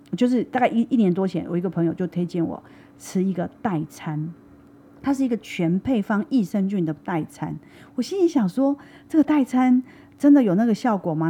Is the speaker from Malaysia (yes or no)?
no; Taiwan; 我们台湾其实是这个所谓的就是，呃，到处都是饮料店嘛